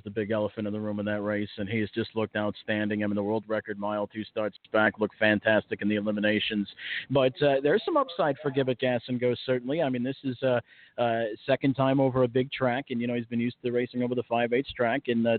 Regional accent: near Chicago, Illinois, United States; I've been born and raised near Chicago.

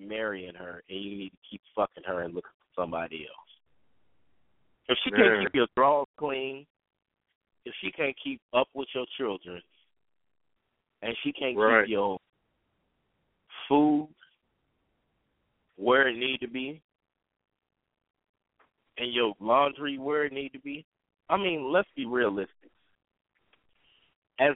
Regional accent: Southern California, United States; I grew up in Southern California

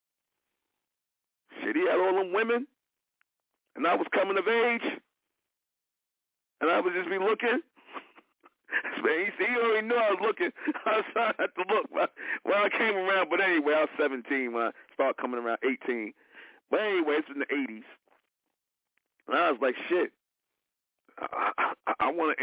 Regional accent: New York, United States; I'm from New York

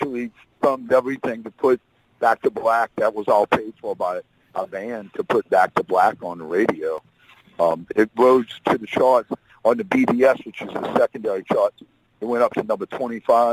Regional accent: New Orleans, Louisiana, United States; that's in New Orleans, my hometown

